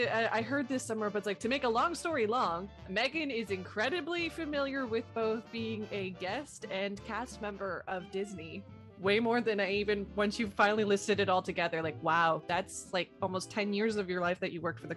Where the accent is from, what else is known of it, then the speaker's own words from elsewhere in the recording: Canada; I'm like, but I'm Canadian. How does that work?